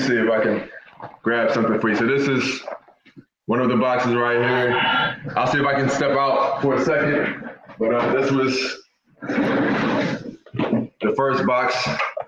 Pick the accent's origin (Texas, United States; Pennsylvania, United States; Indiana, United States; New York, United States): Pennsylvania, United States; Philadelphia; I'm from Philadelphia, though. Grew up in Philly